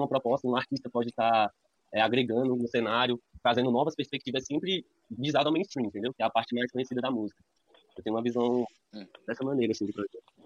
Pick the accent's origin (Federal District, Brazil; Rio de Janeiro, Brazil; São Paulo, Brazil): Federal District, Brazil; Ceilândia; now in Recanto das Emas, Brazil; Fui criado na Ceilândia, mas atualmente moro no Recanto das Emas.